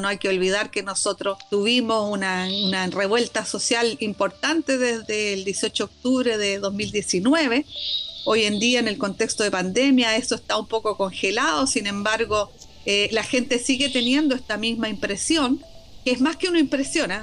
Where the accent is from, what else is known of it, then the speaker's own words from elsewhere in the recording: Valparaíso, Chile; also born or lived in Belgium; soy porteña, soy porteña, soy porteña, nacida y criada. Y, bueno, siempre feliz en mi, en mi ciudad.